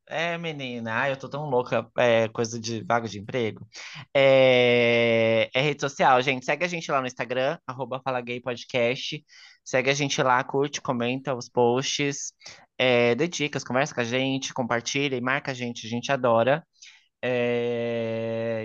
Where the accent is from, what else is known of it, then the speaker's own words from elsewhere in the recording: São Paulo, Brazil; aqui em São Paulo, é, particularmente, eu vou falar sendo paulista